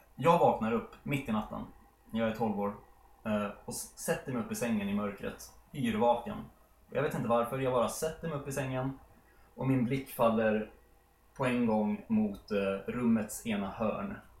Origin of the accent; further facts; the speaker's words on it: Sollentuna, Stockholm County, Sweden; vår eh, villa där jag har vuxit upp då, i Helenelund.